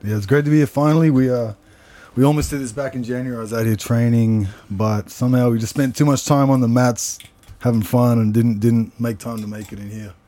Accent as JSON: {"language": "English", "town": "Canberra", "region": "Australian Capital Territory", "country": "Australia", "tie": "born or raised there", "also_born_or_lived": "Sydney, Australia", "moved": "as an adult", "said": "I think when I was three or four, I moved to Canberra, and mm-hmm. then I've been there until I moved overseas. I was there all through like my childhood, my teens, everything"}